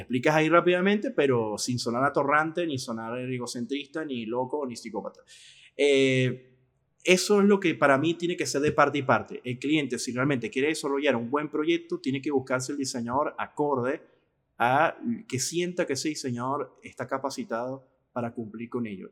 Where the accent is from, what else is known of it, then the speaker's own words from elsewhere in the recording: Venezuela; yo como venezolano, por un problema que tiene mi país